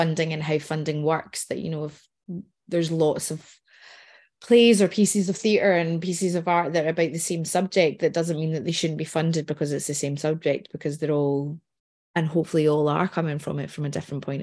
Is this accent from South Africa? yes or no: no; Scotland, United Kingdom; being Scottish